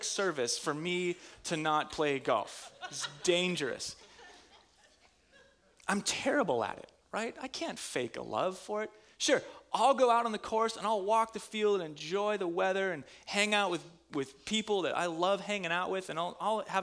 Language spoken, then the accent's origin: English; Minnesota, United States; I'm from Minnesota.